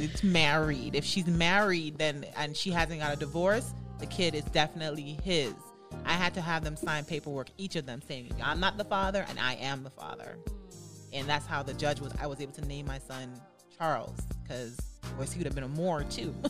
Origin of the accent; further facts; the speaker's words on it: U.S. Virgin Islands; moved away as an adult; now in Florida, United States; I came to um, Florida because I'm from the United States Virgin Islands mm. originally.